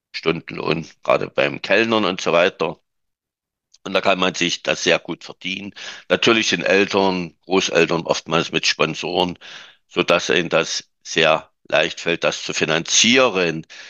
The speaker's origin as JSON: {"language": "German", "region": "Saxony", "country": "Germany", "said": "bei uns in Sachsen"}